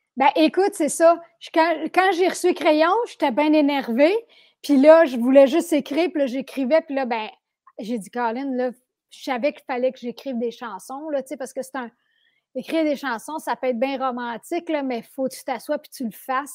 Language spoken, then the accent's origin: French; Sainte-Adèle, Quebec, Canada; je viens de Mont-Roland, Saint-Adèle. Euh, je suis très contente d'avoir grandi là